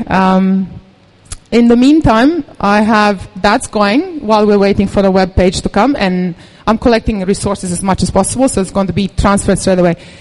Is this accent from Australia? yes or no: no; Serbia; moved away; I come from Serbia